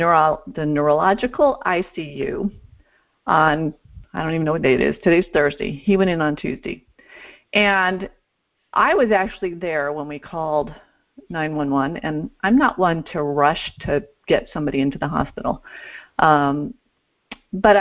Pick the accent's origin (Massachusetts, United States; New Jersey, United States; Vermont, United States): Vermont, United States; now in Florida, United States; I grew up in Vermont